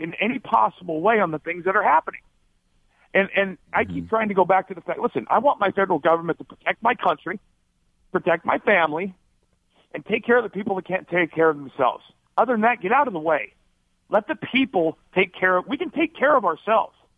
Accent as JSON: {"language": "English", "region": "Arizona", "country": "United States", "tie": "born or raised there", "also_born_or_lived": "Alaska", "said": "I grew up in Arizona, another very uh, uh, conservative state"}